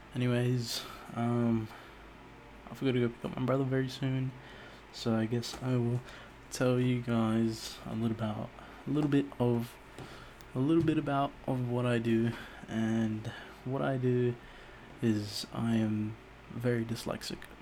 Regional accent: Auckland, New Zealand; I was born in Auckland, New Zealand

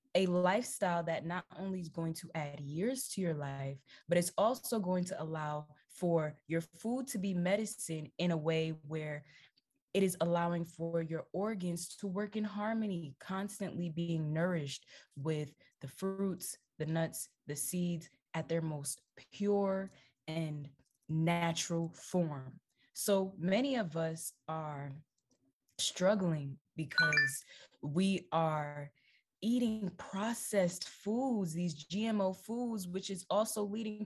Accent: Jamaica; I'm Jamaican, okay? I'm 100% Jamaican. I grew up eating jerk chicken.

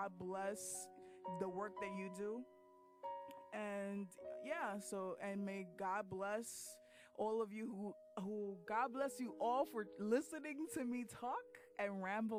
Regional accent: United States; I'm Dominican, and but I was born in America, so, you know, immigrant parents

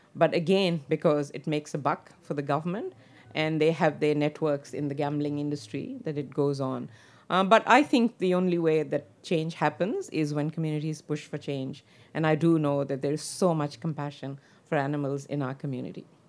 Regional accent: Pakistan; now in Australia; I come from Pakistan

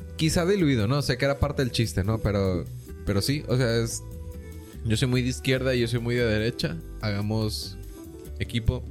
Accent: Mexico; como mexicanos

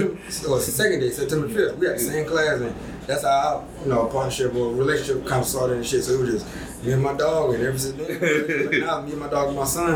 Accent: Georgia, United States; moved away as an adult; also born or lived in Texas; now in Charlotte, United States; I'm from Georgia.

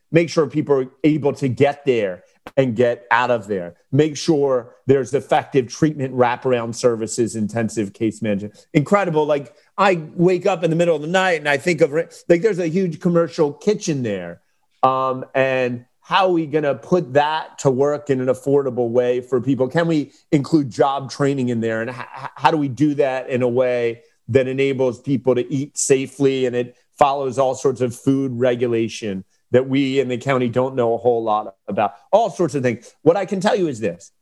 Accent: Delaware, United States; representing the p, people of our state

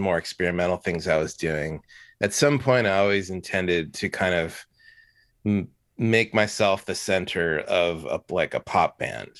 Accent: Fullerton, California, United States; now in San Francisco, United States; I'm from Fullerton, which is in Southern California

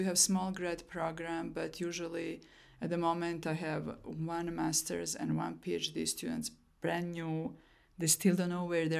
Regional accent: Fort Collins, Colorado, United States; My hometown is very biking oriented, so that was really great to see in Fort Collins.

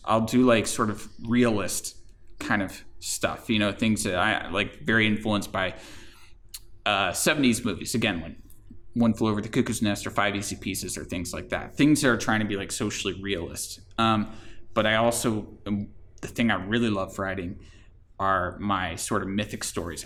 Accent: Florida, United States; I grew up in Florida

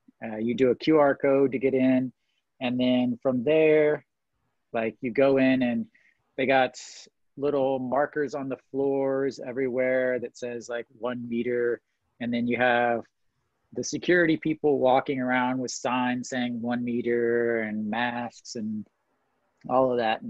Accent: Missouri, United States; now in Daejeon, South Korea; I'm from Missouri

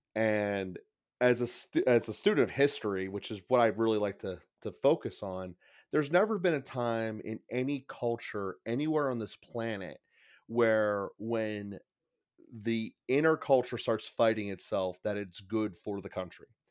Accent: Pittsburgh, Pennsylvania, United States; I'm from Pittsburgh. I've, I've been in a Catholic school system since pretty much day one

